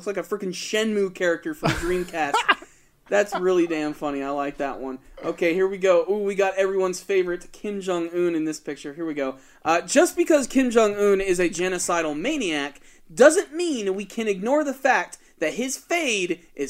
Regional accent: New York, United States; We're from New York, you know, born and raised.

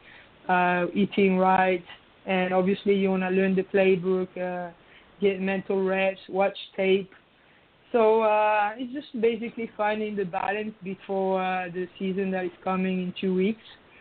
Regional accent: France; moved away as an adult; now in United States

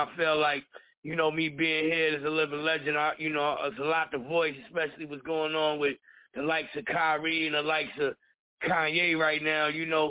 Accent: Brooklyn, New York, United States; You know, I'm from Brownsville, so, you know, I grew up with the likes of Mike Tyson, Zab Judah, Shannon Briggs, people like that around me during my childhood growing up.

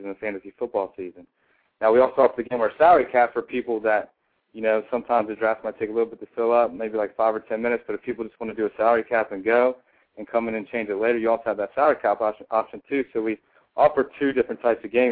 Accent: Washington, District of Columbia, United States; also born or lived in Huntington Beach, California; I'm actually from the Washington, D.C. area

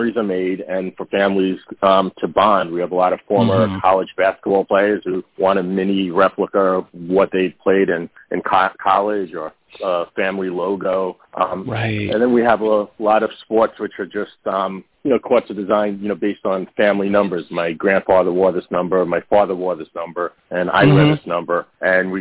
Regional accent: New York City, New York, United States; growing up in Brooklyn, New York.

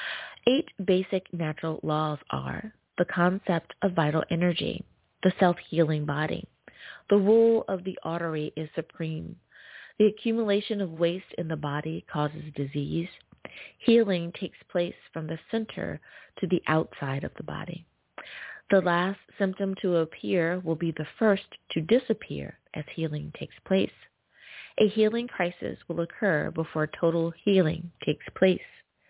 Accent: United States; Coming in the number one spot is my home country. Woohoo! Good old US of A.

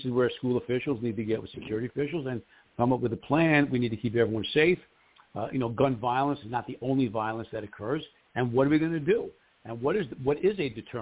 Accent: New York City, New York, United States; I grew up in New York City, that. And Bayside High School

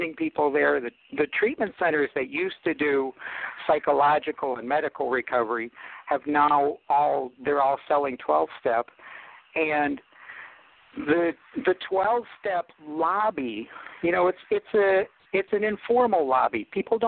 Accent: Akron, Ohio, United States; I'm from Akron, Ohio, home of AA.

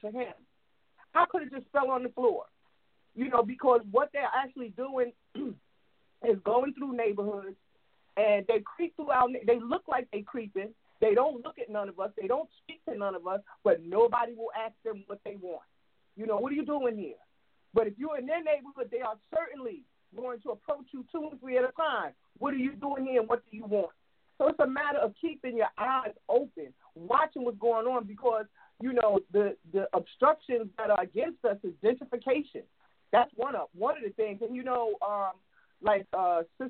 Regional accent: New York City, New York, United States; I grew up in Queens

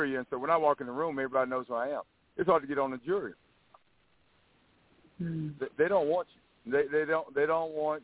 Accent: Southeast Texas, United States; I'm from Southeast Texas.

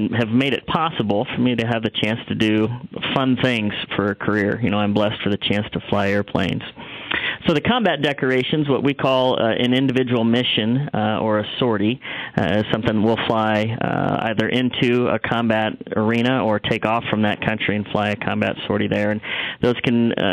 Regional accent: the Midwest, Nebraska, United States; also born or lived in Texas; I was raised here in the Midwest and went to high school in Nebraska

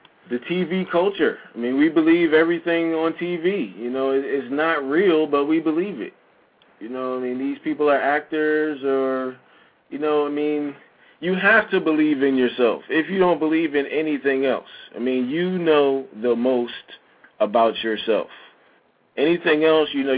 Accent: United States; also born or lived in Shanghai, China; being an American, knowing the language, having lived there

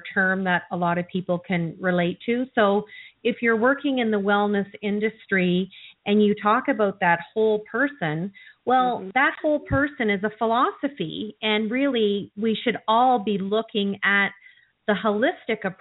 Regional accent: Canada; I'm from Canada

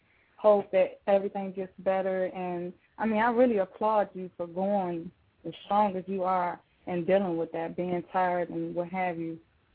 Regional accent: Washington, District of Columbia, United States; D.C. That's my hometown.

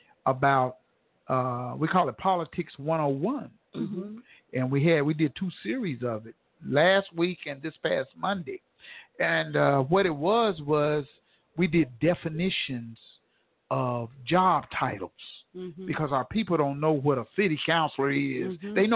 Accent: Tulsa, Oklahoma, United States; born there; I was born here in Tulsa, Oklahoma, and this is, come on, y'all. You got to know where you come from and know where you're going.

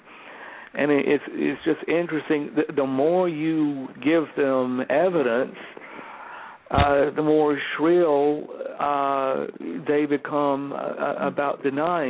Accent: Georgia, United States; I'm a Southerner. I was born in Georgia, raised in Georgia

